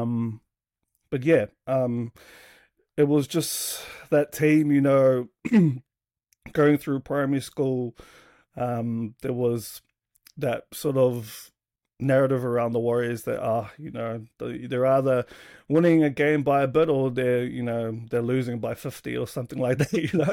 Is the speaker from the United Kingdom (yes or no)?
no; Sydney, New South Wales, Australia; now in New Zealand; born and raised in, uh, Sydney there